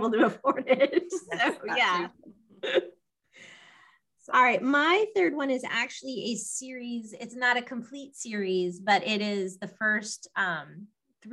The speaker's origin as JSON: {"language": "English", "town": "Los Alamos", "region": "New Mexico", "country": "United States", "tie": "born or raised there", "moved": "yes", "said": "I grew up in Los Alamos. My dad worked at the laboratory"}